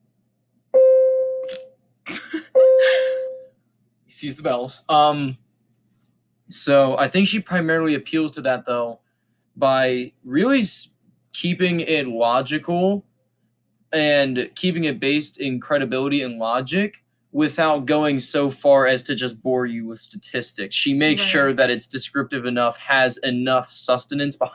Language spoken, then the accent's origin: English; Pennsylvania, United States; we're from Pennsylvania, not California